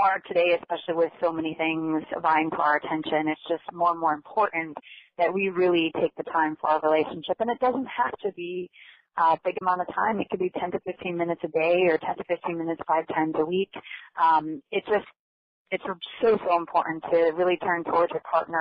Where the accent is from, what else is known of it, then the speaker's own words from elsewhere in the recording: Connecticut, United States; moved away as an adult; now in Florida, United States; I'm actually a transplant to Florida. I was born in Connecticut and came down here in 2000